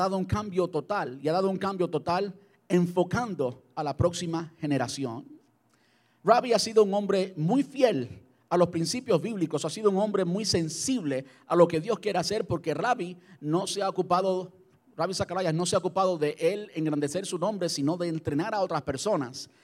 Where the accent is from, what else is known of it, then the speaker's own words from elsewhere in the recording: Cuba; moved away as an adult; mi, de mi país natal, de Cuba